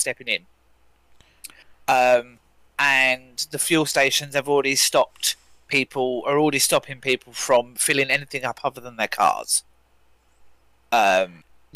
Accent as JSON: {"language": "English", "country": "United Kingdom", "said": "I am a Brit."}